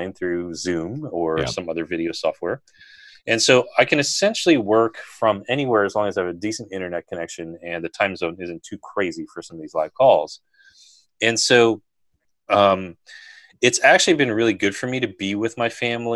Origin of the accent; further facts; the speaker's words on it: United States; also born or lived in Berkeley, California; now in Washington, D.C., United States; I grew up near New York